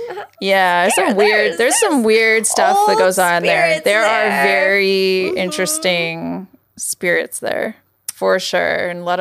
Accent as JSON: {"language": "English", "region": "California", "country": "United States", "tie": "born or raised there", "said": "I'm from the central coast of California, and there's a huge Azorean Portuguese population there in my hometown for a reason."}